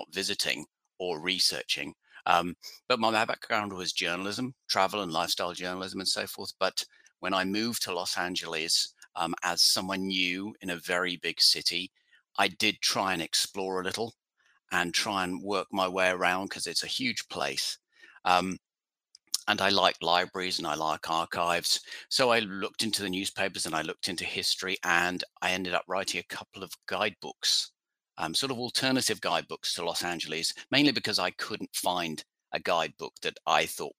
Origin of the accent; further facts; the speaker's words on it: about 15 miles north of London, East of England, United Kingdom; moved away as an adult; now in United States; I'm from England originally, from London, about 15 miles north of London. But I've lived here in the States for coming up to 20 years